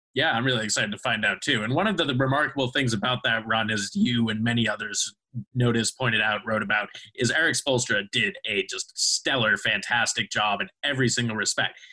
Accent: Boston, Massachusetts, United States; I grew up in Boston

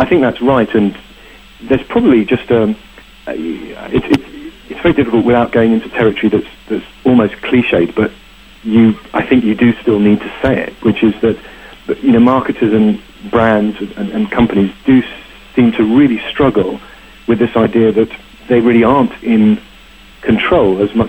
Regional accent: United Kingdom; being British

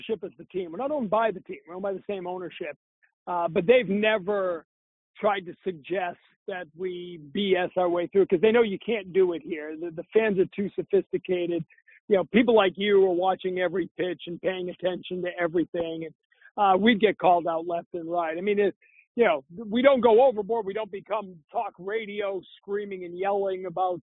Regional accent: Maine, United States; moved away as an adult; now in Boston, United States; I'm a kid from Maine. I'm from New England. I grew up cheering for all these teams

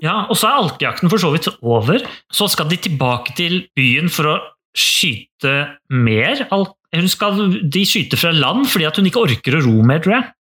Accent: Norway; jeg er født og oppvokst i Norge

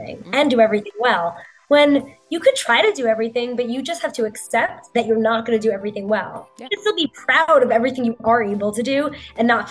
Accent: New York, United States; born and raised in New York

